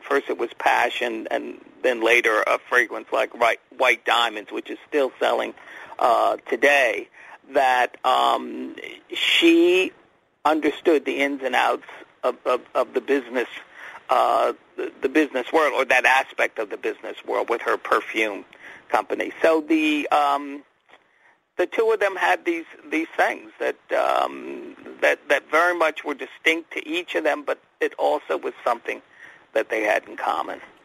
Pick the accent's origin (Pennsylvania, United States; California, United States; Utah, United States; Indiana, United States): Pennsylvania, United States; outside of Philadelphia; I grew up in Pennsylvania, outside of Philadelphia